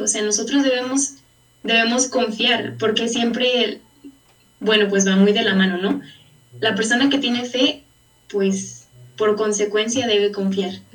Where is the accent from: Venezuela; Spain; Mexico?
Mexico; Valle de Guadalupe, Jalisco; soy de Valle de Guadalupe, de la diócesis de, San Juan